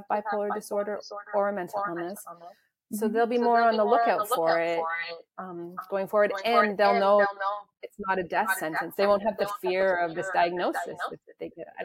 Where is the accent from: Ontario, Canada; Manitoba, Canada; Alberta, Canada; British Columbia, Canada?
Ontario, Canada; Toronto; also born or lived in South Africa / Calgary; we moved back to Toronto from Calgary